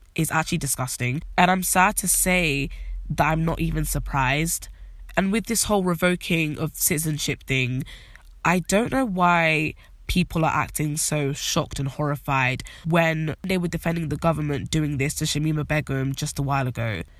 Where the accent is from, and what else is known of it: United Kingdom